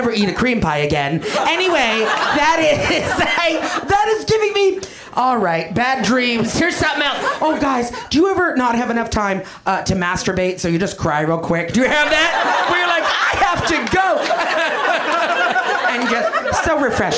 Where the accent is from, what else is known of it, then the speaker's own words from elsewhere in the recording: Canada; I'm Canadian. That's something about me that you know. I'm a Canadian human being